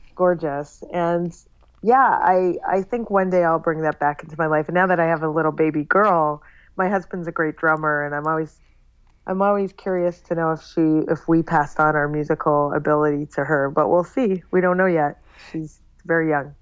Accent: Toronto, Ontario, Canada; moved away as an adult; also born or lived in San Francisco; now in New York, United States; I grew up in Toronto, Canada, okay. and then I lived in San Francisco for a short time, and then I've lived in New York now for 13 years

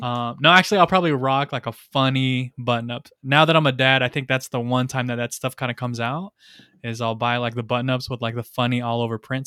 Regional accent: Rialto, California, United States; I'm from Rialto

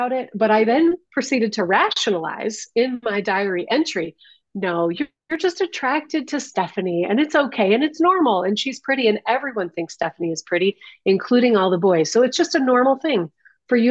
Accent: Detroit, Michigan, United States; I grew up in Detroit. I grew up in the city of Detroit

